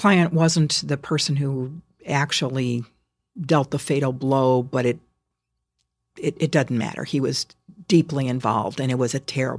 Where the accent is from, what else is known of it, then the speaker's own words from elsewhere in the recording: Chicago, Illinois, United States; given that I was from Chicago